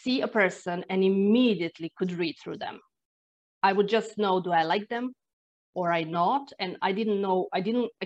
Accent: Croatia; English is a second language; moved away as an adult; now in Ireland; I'm originally from Croatia, but this was the year when we moved to Ireland

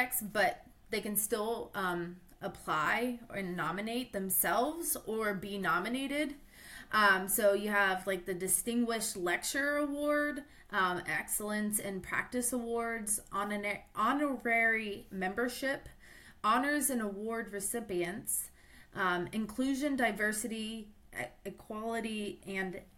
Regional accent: Ohio, United States; I'm from Ohio

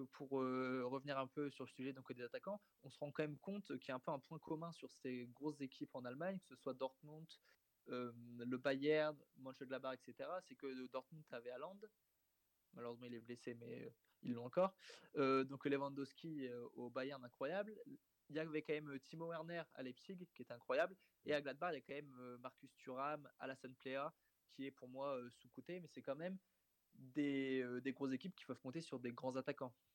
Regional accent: France; on est français

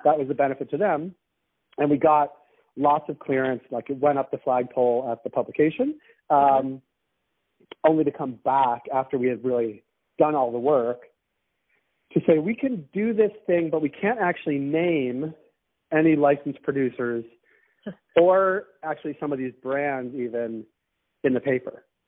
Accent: Boston, Massachusetts, United States; now in Toronto, Canada; I'm from Boston

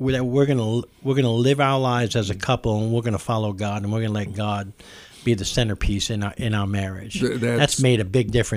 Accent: New York City, New York, United States; now in Kentucky, United States; because I live in Kentucky now. I'm from New York.

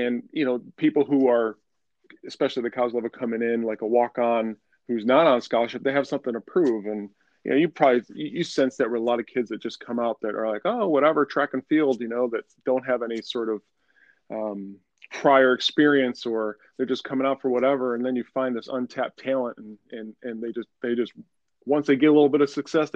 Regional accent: Syracuse, New York, United States; moved away as an adult; also born or lived in Wilmington, North Carolina; I'm from Syracuse, New York originally

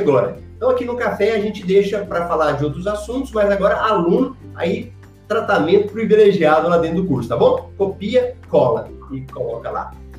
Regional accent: Goiânia, Goiás, Brazil; Eu sou de Goiânia

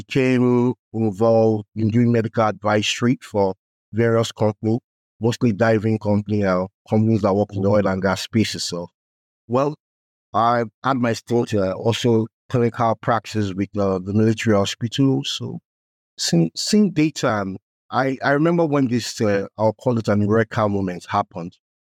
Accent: Nigeria; I was born in Nigeria.

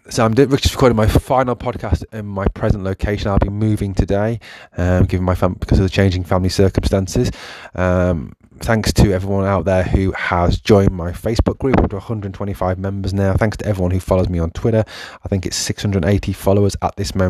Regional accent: England, United Kingdom; I was born in England

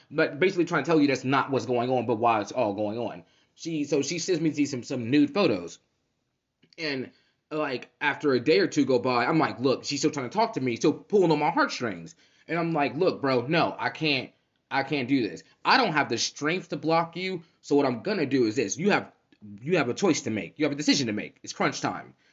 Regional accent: Cincinnati, Ohio, United States; moved away as an adult; now in Central Ohio, United States; I'm from Cincinnati

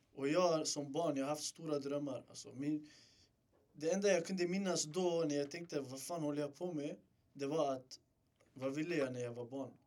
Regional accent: Stockholm, Stockholm County, Sweden; född och uppväxt i Rinkeby.

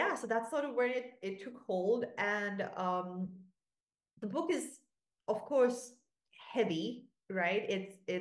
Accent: Sri Lanka; now in Portugal; I'm Sri Lankan. I grew up in Sri Lanka. I speak Sinhalese

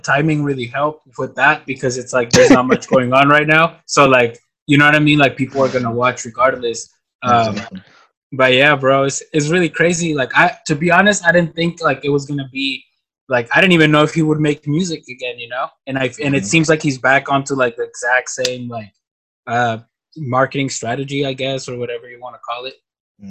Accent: Mexicali, Baja California, Mexico; first language Spanish; English is a second language; So I'm from Mexicali, but I mean I've been living here for you know, I'm 27

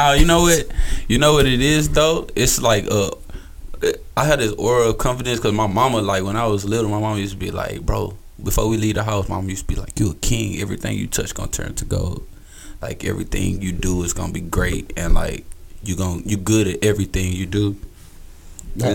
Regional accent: Houston, Texas, United States; people in Houston don't think I'm from Houston.

